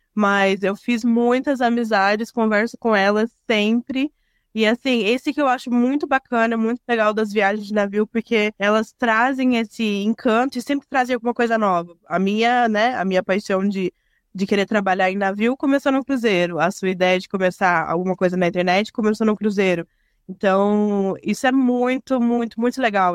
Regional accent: Curitiba, Paraná, Brazil; now in São José dos Pinhais, Brazil; eu, eu, sou nascida em Curitiba, mas eu moro em São José dos Pinhais também

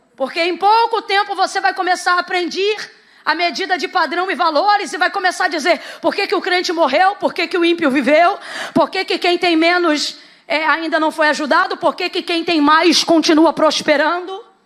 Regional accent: Brazil; nós somos brasileiros

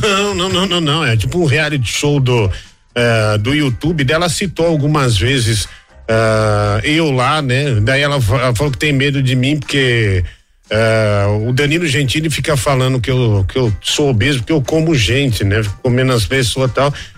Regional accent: Osasco, São Paulo, Brazil; Osasco é minha terra, né? Osasco eu sou um artista de Osasco

